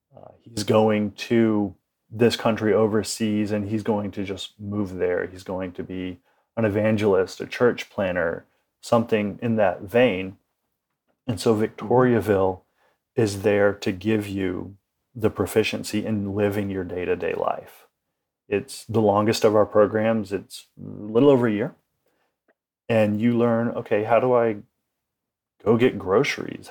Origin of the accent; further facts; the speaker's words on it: United States; as an American, uh, a modern day American